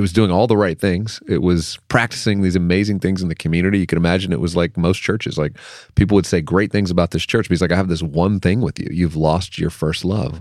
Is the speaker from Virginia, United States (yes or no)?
yes; Lynchburg, Virginia, United States; I grew up in Jerry Falwell's church in Lynchburg, Virginia